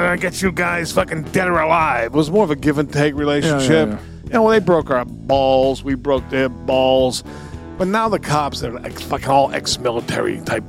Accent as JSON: {"language": "English", "town": "Somerville", "region": "Massachusetts", "country": "United States", "tie": "born or raised there", "said": "When we grew up in Somerville"}